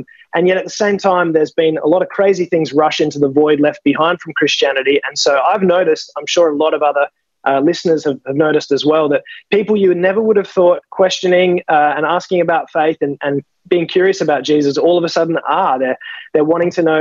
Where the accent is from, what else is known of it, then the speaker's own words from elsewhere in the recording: Adelaide Hills, South Australia, Australia; I'm just a mere humble country lad. I come from the Adelaide Hills. I was raised by very godly parents